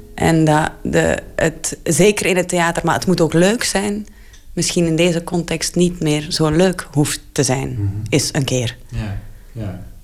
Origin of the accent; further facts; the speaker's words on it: Flanders, Belgium; ik ben soms als Vlaming